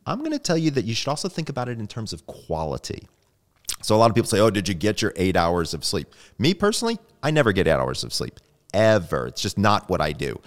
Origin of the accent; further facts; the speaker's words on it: Sandy Springs, Georgia, United States; moved away; I'm originally from Sandy Springs, Georgia